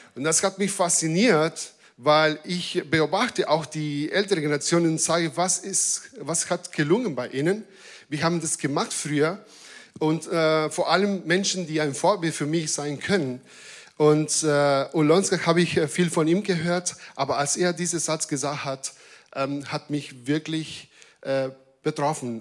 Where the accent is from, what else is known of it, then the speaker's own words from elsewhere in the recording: Argentina; German is a second language; now in Germany; als Argentinier